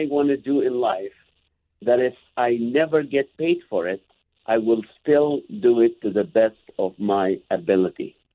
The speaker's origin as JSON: {"language": "English", "country": "Kuwait", "tie": "born or raised there", "said": "My mom, I grew up in Kuwait. My mom never breastfed me."}